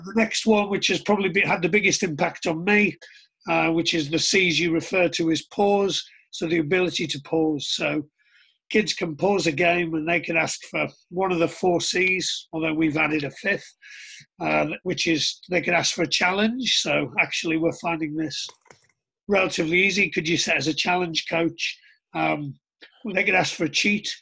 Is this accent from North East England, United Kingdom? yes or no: yes; Middlesbrough, North East England, United Kingdom; I was born in Middlesbrough in 1975